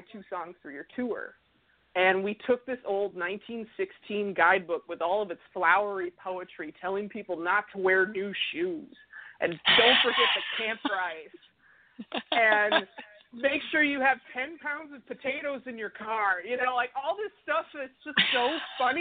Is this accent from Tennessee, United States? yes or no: no; Minnesota, United States; where I grew up in Minnesota